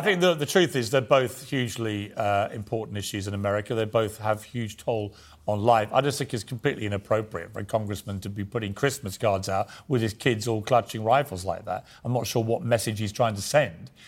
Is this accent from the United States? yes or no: no; United Kingdom; accent: British; as a Brit